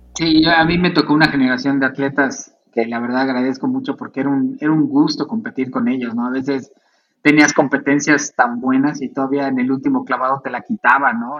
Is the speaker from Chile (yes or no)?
no; Tlalnepantla, State of Mexico, Mexico; also born or lived in Monterrey; yo soy del Estado de México, de Tlane